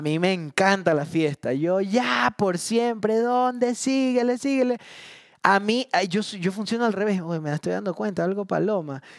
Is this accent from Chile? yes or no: no; Guayaquil, Guayas, Ecuador; also born or lived in Long Island, New York; yo llegué de Long Island a Guayaquil